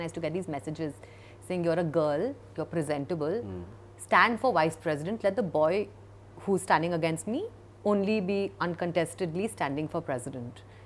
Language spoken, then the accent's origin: English; Kolkata, West Bengal, India; moved away; we grew up in in Calcutta for the most part, and lived across multiple